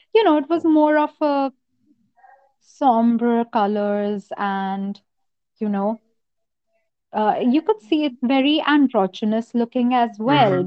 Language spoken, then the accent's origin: English; Noida, Uttar Pradesh, India; also born or lived in Lucknow, India / Jaipur, India; I'm from Noida and it's very hot here.